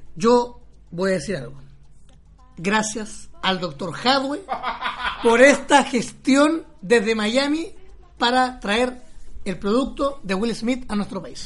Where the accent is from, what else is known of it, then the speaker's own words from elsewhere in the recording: Maipú, Santiago Metropolitan Region, Chile; nací y criado en Maipú.